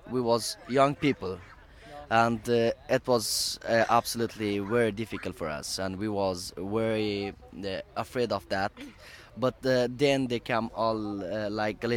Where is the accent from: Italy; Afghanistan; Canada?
Afghanistan; now in Sweden; I'm from refugees, I'm from Afghanistan, from this place.